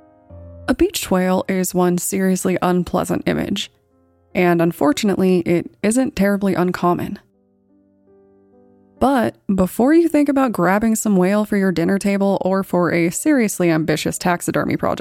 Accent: Colorado, United States; my home state of Colorado

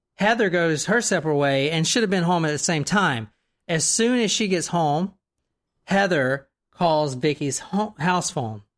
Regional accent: the South, United States; I'm in from the South

